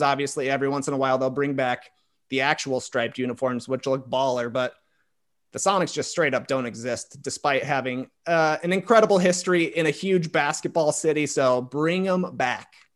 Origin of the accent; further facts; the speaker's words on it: Plano, Illinois, United States; I grew up, like, forty-five minutes outside of Chicago. The town is called Plano, Illinois